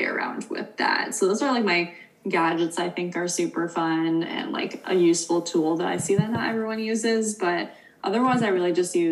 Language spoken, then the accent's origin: English; East Coast, United States; now in West Coast, United States; I'm from the East Coast where it's more common. And for the past like 4 years that I've lived out here